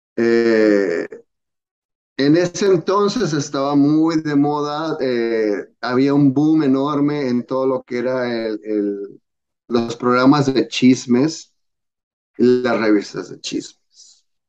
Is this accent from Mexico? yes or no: yes; Mexico; moved away as an adult; now in United States; me vine de México